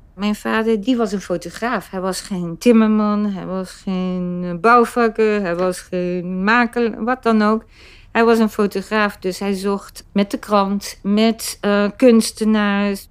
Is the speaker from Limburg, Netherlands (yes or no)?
no; Amsterdam, North Holland, Netherlands; moved away; dan zeg ik Amsterdam. Dat is waar ik vandaan kom